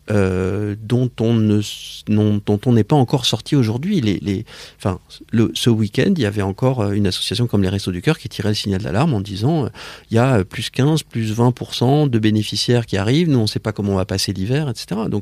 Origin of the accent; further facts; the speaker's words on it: Paris, Île-de-France, France; Je suis né à Paris. Euh, j'ai vécu dans une famille euh, parisienne avec des parents euh, étrangers.